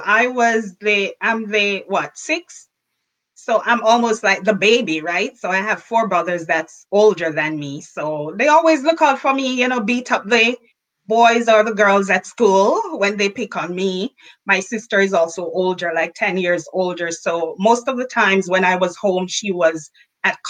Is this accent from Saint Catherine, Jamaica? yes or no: no; Saint Elizabeth, Jamaica; moved away; I was born and raised in St. Elizabeth, Jamaica